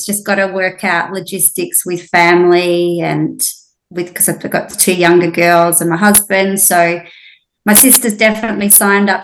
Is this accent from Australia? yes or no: yes; Melbourne, Victoria, Australia; also born or lived in Hamilton Island; now in Whitsundays, Australia; I did little athletics as a kid growing up in Melbourne